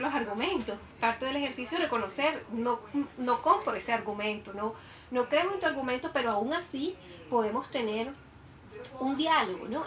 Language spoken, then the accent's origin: Spanish; Colombia; nosotros como colombianos